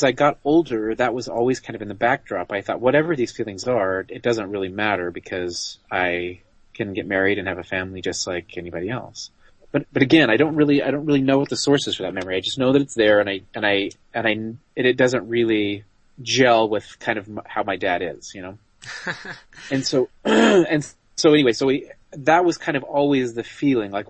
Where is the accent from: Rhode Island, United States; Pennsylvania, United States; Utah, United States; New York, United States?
Utah, United States; I grew up in Utah